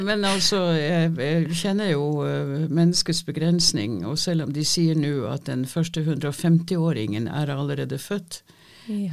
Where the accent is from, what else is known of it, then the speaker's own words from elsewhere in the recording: Denmark; first language Danish; Norwegian is a second language; moved away as an adult; now in Norway; Jeg er ikke norsk. Jeg er født og oppvokst i Danmark